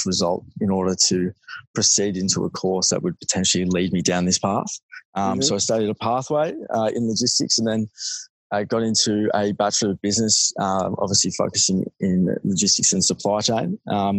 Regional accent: Melbourne, Victoria, Australia; I grew up in Melbourne, obviously studied at school, didn't do too well, unfortunately

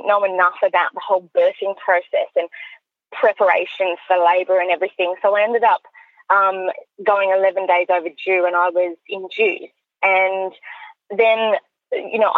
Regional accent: Orange, New South Wales, Australia; moved away as an adult; now in Sydney, Australia; I grew up in Orange, so country New South Wales

